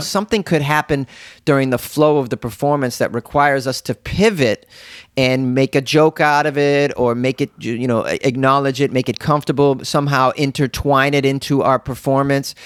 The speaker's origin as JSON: {"language": "English", "town": "Boston", "region": "Massachusetts", "country": "United States", "said": "I'm a guy from Boston. Yeah, well, there's a million of us from Boston"}